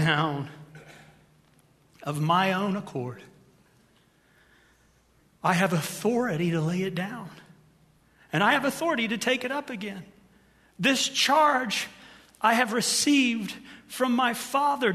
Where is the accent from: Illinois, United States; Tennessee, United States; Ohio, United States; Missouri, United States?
Ohio, United States; moved away; I'm from Ohio